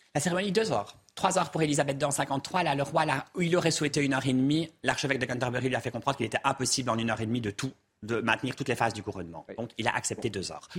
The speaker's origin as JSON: {"language": "French", "country": "Belgium", "moved": "yes", "lives_now": "United Kingdom", "said": "C'est pas mon pays, je suis belge"}